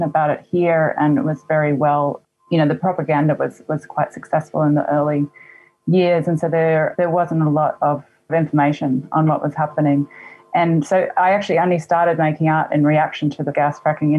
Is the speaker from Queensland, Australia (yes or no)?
yes; Gurungurun country, Queensland, Australia; also born or lived in Meanjin (Brisbane); now in Brisbane, Australia; I grew up actually on Gurungurun country, which is about 6 hours north of here. And it's kind of the most industry-friendly town on the east coast of Australia